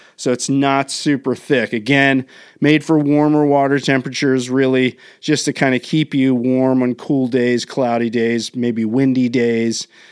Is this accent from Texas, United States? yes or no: no; Maryland, United States; now in Southern California, United States; where I grew up in the Northeast, In Maryland